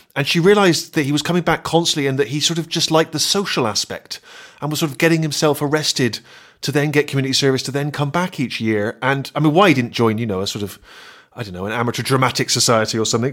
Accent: Bristol, South West England, United Kingdom; my hometown of Bristol

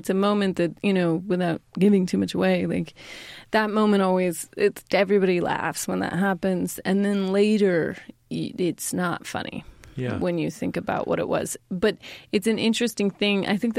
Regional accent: Sacramento, California, United States; Yeah, that's my hometown.

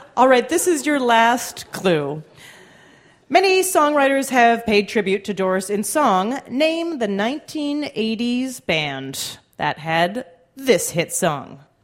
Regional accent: Canada; I did as a Canadian

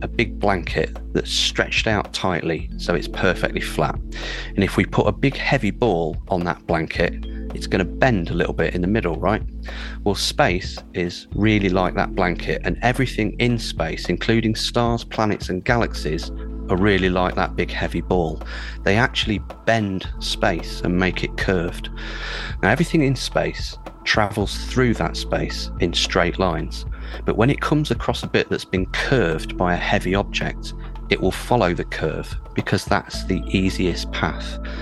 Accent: United Kingdom; an astrophysicist from the UK

